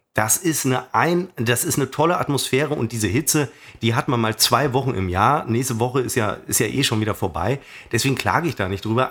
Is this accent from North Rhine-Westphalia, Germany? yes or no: yes; Münster, North Rhine-Westphalia, Germany; meiner Heimatstadt Münster